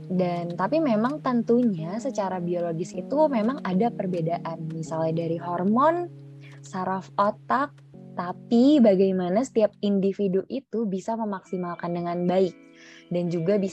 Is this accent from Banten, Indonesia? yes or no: no; Jakarta, Indonesia; now in Malang, Indonesia; aku kan asalnya dari Jakarta ya mau aku di Jakarta mau aku di uh, sekarang di Malang gitu